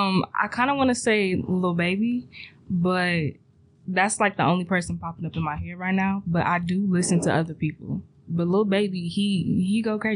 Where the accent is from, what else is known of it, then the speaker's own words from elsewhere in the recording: Columbus, Ohio, United States; I'm a junior biology major with a minor in Black Studies. I'm also from Columbus, Ohio.